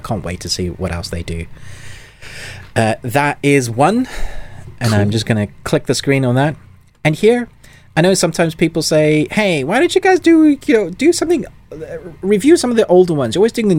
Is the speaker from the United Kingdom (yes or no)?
no; South Africa; I'm South African young.